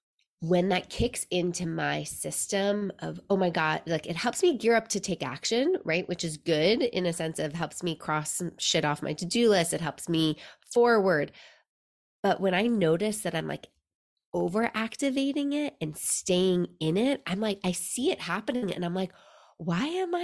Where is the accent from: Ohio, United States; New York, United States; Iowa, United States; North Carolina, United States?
New York, United States; New York City; now in Seattle, United States; growing up in New York City